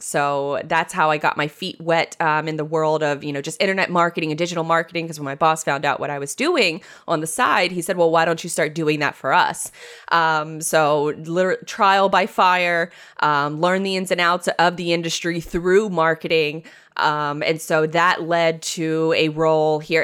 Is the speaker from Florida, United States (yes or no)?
yes; Jacksonville, Florida, United States; born and raised in Jacksonville, Florida